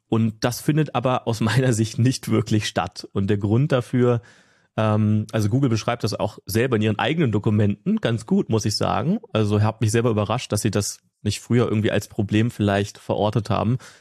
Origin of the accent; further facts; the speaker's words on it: Ruhr area, North Rhine-Westphalia, Germany; now in Potsdam, Germany; ursprünglich komme ich da auch so aus der Ecke von dir, Markus, so Ruhrgebiet